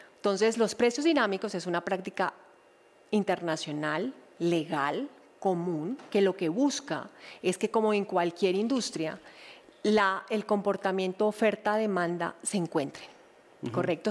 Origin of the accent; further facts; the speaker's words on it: Colombia; todos somos colombianos